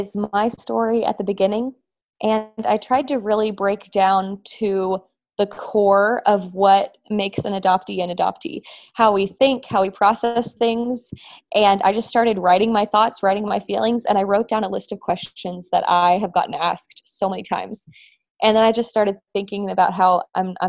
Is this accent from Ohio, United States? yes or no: no; Texas, United States; also born or lived in Russia; I am an adoptee from Russia, and I have lived almost my whole life in the wonderful state of Texas.